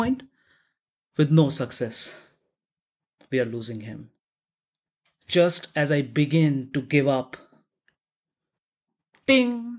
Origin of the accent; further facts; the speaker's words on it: Delhi, India; In Delhi, in India, my hometown